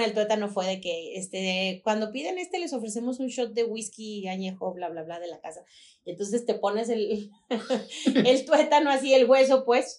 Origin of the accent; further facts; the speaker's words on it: Guadalajara, Jalisco, Mexico; no somos tapatíos.